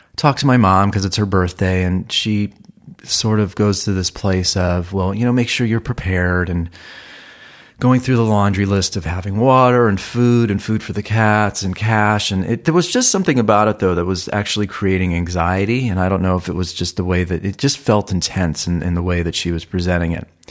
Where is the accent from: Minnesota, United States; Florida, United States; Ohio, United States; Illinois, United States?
Ohio, United States; moved away as an adult; also born or lived in Malibu, California; now in Los Angeles, United States; I was from Ohio.